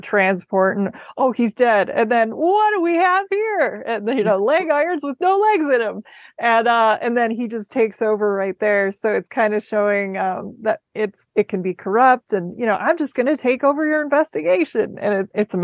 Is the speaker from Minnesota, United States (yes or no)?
yes; Minneapolis, Minnesota, United States; also born or lived in Chicago; I grew up mostly in the Minneapolis area